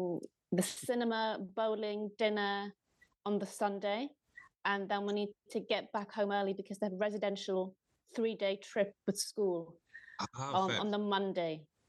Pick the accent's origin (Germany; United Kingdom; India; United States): United Kingdom; Newcastle upon Tyne, North East England; accent: Geordie; moved away as an adult; now in London, United Kingdom; born and we were all born and brought up in the Northeast, and then brought up in Newcastle for the majority of our childhood.